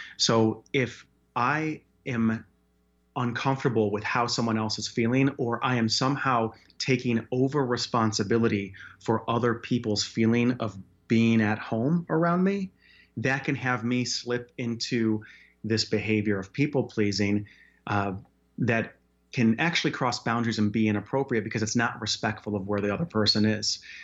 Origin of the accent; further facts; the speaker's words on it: Chicago, Illinois, United States; also born or lived in Wyoming; now in Denver, United States; Born and raised in Chicago, then moved to Wyoming, actually, for nine years, and then, uh, down here to Denver